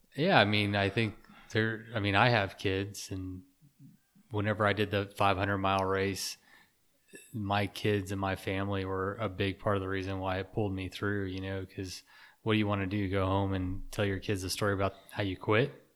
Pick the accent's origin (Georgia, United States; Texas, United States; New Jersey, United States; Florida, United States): Texas, United States; I grew up in Texas